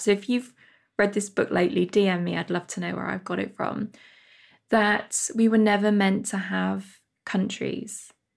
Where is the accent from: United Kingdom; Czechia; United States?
United Kingdom; my home country, U, the United Kingdom